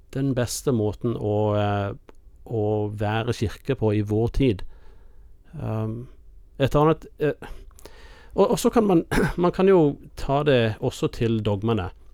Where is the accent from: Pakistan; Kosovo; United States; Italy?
United States; now in Norway; kirken jeg vokste opp i i USA